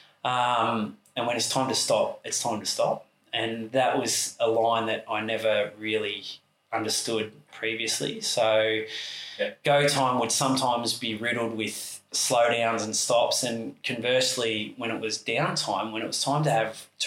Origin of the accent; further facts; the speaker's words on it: Sunbury, Victoria, Australia; moved away as an adult; now in Torquay, Australia; I grew up in Sunbury, just outside the airport, which used to be a little country town when I lived there